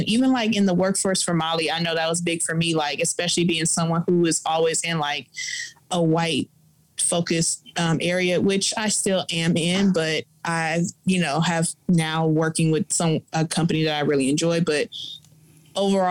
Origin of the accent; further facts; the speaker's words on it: Los Angeles, California, United States; where I'm from